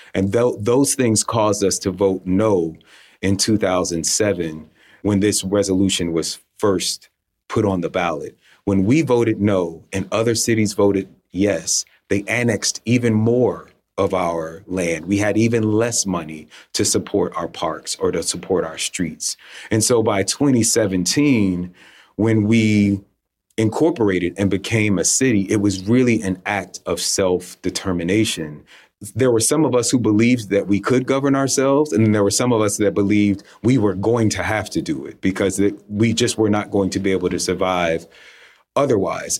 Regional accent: South Fulton, Fulton County, Atlanta area, Georgia, United States; my hometown

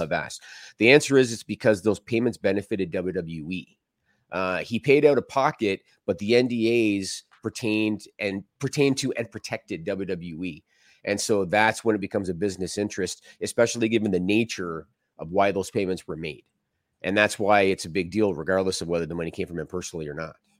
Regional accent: Canada; I'm Canadian

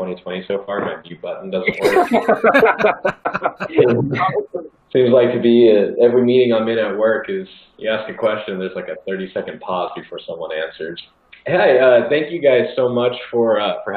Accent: Orange County, California, United States; moved away as an adult; also born or lived in Boise, Idaho / Bay Area, California; my hometown in Orange County, California

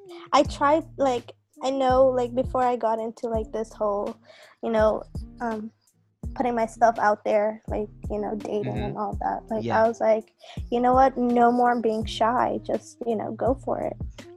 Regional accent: Dar es Salaam, Tanzania; English is a second language; See, the thing with me is I was born and raised in Dar es Salaam, Tanzania.

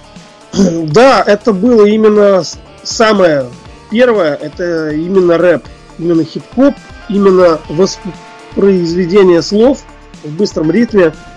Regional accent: Ufa, Bashkortostan, Russia; Я родом из э, Уфы, это Башкирия

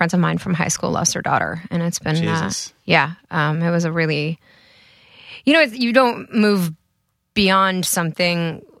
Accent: Connecticut, United States; I was coming from Connecticut, {S5} right? {S4} So which is where I grew up.

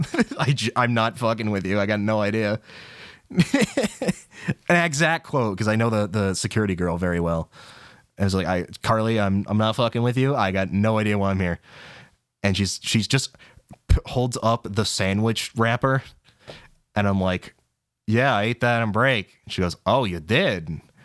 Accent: New England, United States; I'm from New England, so I have to watch the Ted Show

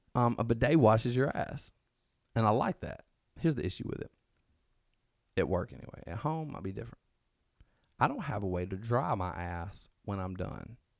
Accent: Alabama, United States; now in Mississippi, United States; we're from Alabama. We're in Mississippi now

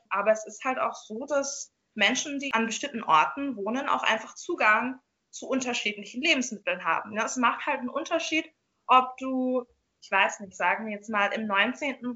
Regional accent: Jamaica; Also ich komme aus Jamaika und da gibt es zum Beispiel Rastafaris

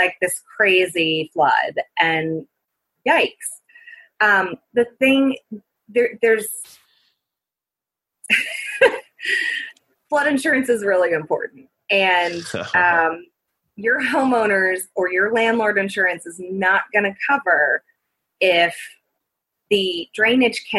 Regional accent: New Orleans, Louisiana, United States; I am from New Orleans and lived there during Hurricane Katrina

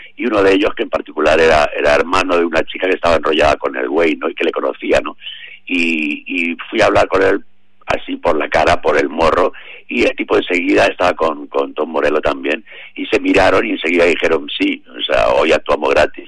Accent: Madrid, Community of Madrid, Spain; also born or lived in Mexico; nosotros como madrileños

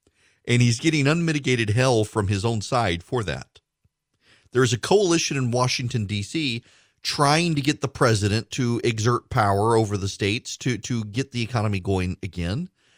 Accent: Dubai, United Arab Emirates; I've never been, honestly. I grew up in Dubai. We were in the desert. We didn't go hunting.

